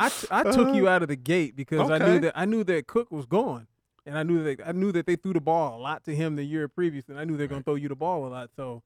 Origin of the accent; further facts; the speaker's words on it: Oakland, California, United States; I'm from Oakland originally.